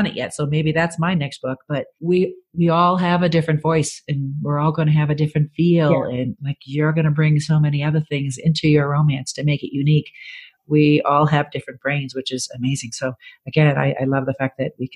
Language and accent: English; Boston, Massachusetts, United States; I'm from Boston